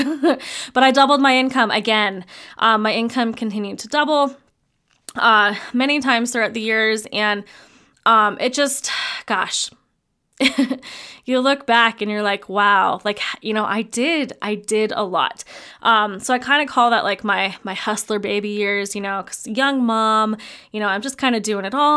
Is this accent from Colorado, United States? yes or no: yes; Fort Collins, Colorado, United States; also born or lived in mountain ski town; We ended up moving back to my hometown of Fort Collins, Colorado, that actually is where we live currently